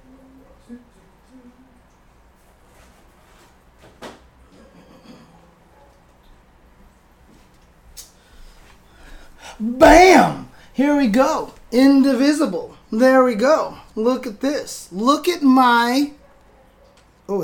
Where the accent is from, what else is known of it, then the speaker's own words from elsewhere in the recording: San Bernardino, California, United States; now in Los Angeles, United States; I grew up in San Bernardino, okay? I grew up in San Bernardino